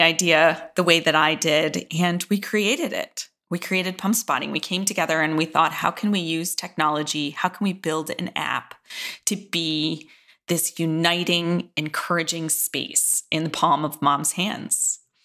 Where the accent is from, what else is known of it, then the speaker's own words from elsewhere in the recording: Midwest, United States; I was from the Midwest